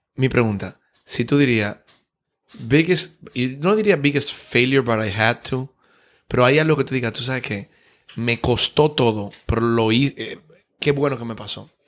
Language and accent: Spanish; Dominican Republic